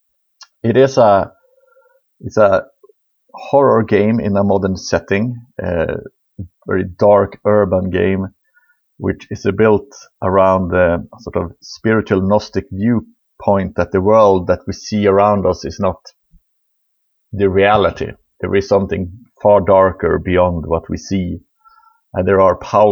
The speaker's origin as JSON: {"language": "English", "area": "above the Arctic Circle", "region": "northern Sweden", "country": "Sweden", "tie": "born or raised there", "said": "I am from Sweden, far, far, really far north in Sweden. I was sort of born in the above the Arctic Circle in a small mining town"}